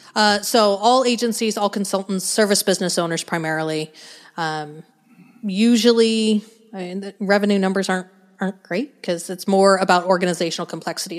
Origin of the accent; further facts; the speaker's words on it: Denver, Colorado, United States; moved away as an adult; now in Arkansas, United States; I grew up in Denver, in Colorado